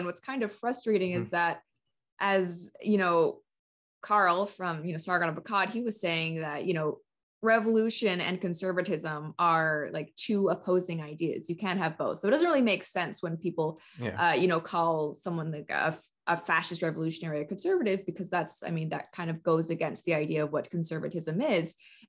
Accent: Canada; And so I'm one of those third culture kids that's pretty common with expat families. I am Canadian, but I've done very little of my schooling here.

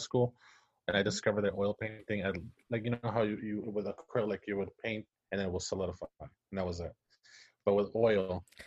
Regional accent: Puerto Rico; English is a second language; moved away as an adult; now in United States; was born and raised in Puerto Rico, and I lived there for, I think, maybe 22 years

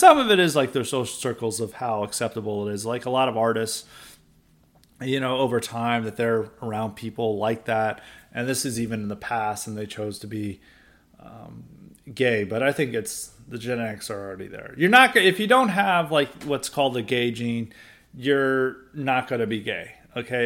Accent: the South, United States; I grew up in the South.

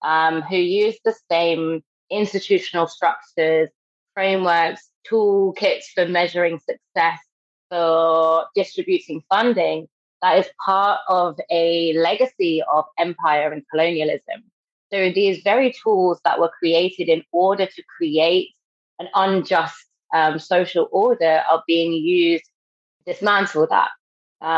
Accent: London, United Kingdom; moved away as an adult; now in Manchester, United Kingdom; I'm from Britain. I grew up in London and I've recently moved to Manchester

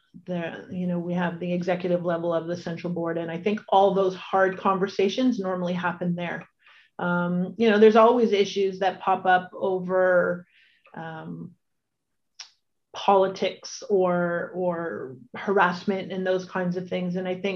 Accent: Welland, Ontario, Canada; also born or lived in Toronto; my hometown

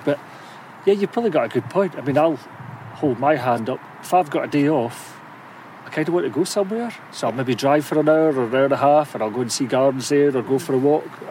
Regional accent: St Andrews, Scotland, United Kingdom; I'm from St Andrews

